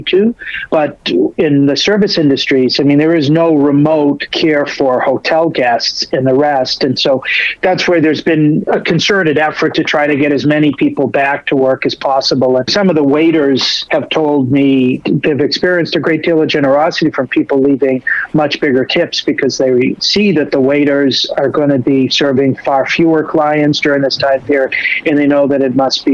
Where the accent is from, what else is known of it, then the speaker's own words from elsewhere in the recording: New England, United States; accent: New England; now in New York, United States; my New England accent